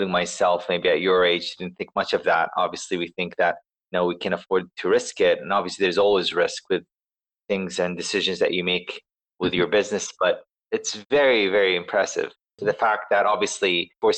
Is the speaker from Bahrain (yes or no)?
yes; Bahrain; moved away; also born or lived in Canada; I moved back to my hometown in Bahrain.